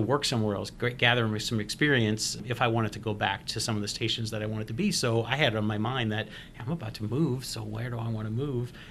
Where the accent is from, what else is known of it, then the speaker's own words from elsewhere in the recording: New Orleans, Louisiana, United States; moved away as an adult; I'm born and raised in New Orleans, Louisiana, lived in New Orleans for my entire life until I met Beth, and that's the first time I had moved away